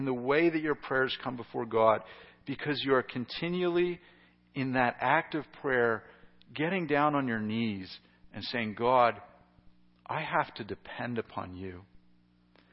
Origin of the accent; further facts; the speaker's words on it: United States; as an American